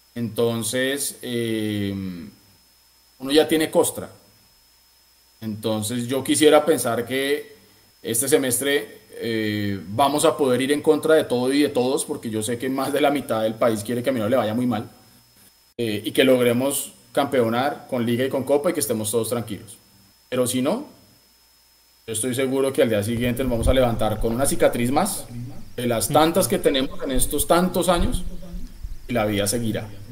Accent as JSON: {"language": "Spanish", "region": "Bogotá", "country": "Colombia", "moved": "yes", "said": "como buen rolo"}